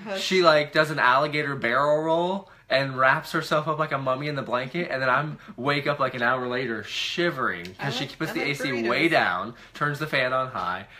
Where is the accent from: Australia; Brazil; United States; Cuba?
United States; Florida; also born or lived in West Virginia; So my dad's from West Virginia. I was born there. I lived in Florida